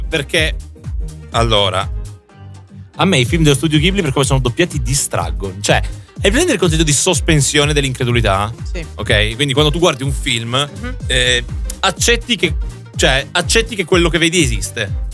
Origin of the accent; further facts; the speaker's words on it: Friuli-Venezia Giulia, Italy; now in Milan, Italy; io che abito in Friuli Venezia, cioè, abito a Milano, però, mm, sono del Friuli